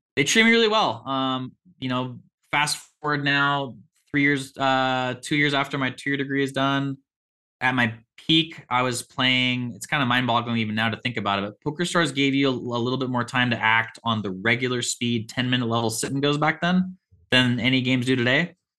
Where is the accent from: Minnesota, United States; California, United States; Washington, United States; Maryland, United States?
Washington, United States; Olympia; I was born and raised in Olympia, Washington, which is an hour south of Seattle.